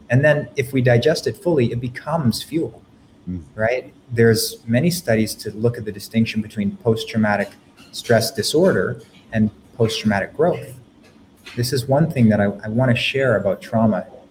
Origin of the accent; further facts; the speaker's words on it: Canada; I'm from Canada.